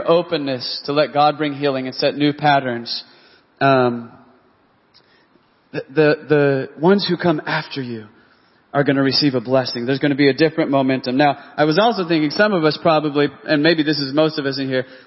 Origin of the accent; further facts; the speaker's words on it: Texas, United States; now in Oklahoma City, United States; I was from Texas